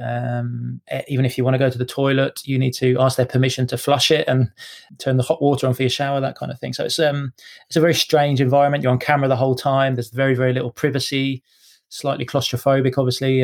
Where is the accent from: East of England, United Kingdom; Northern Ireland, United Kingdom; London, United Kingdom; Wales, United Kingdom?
East of England, United Kingdom; Cambridge; also born or lived in Edinburgh; now in Scotland, United Kingdom; I was uh, yeah born in born in Edinburgh, so technically a Scotsman. But um, yeah, I grew up in Cambridge